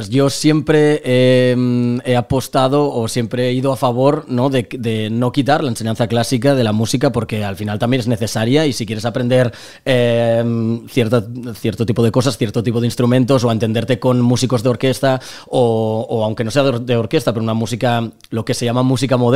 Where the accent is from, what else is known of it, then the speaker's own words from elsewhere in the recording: Lleida, Catalonia, Spain; born there; also born or lived in Barcelona; now in Torrefarrera, Spain; yo he vivido ocho años en Barcelona, no soy de Barcelona, yo, yo nací en Lleida y vivo en Torre Torrefarrera ahora mismo, aunque nada me mudaré a Madrid